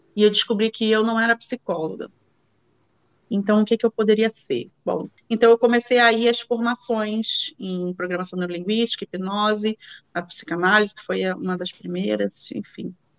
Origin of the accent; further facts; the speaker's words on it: Rio de Janeiro, Brazil; moved away as an adult; now in Netherlands; moro na Holanda hoje, sou carioca, nascida em Ipanema, moradora do Engenho de Dentro